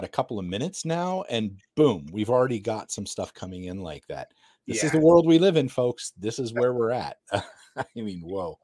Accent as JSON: {"language": "English", "country": "United States", "said": "I'm American"}